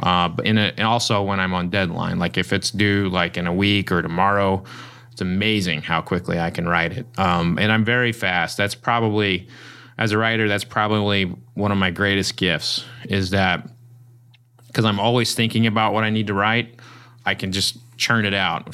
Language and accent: English; Oklahoma, United States; I grew up in Oklahoma and I showed pigs